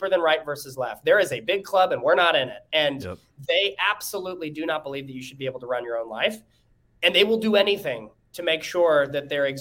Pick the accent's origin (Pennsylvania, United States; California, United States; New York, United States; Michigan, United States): California, United States; San Diego; moved away as an adult; now in Florida, United States; I'm from San Diego, moved to Florida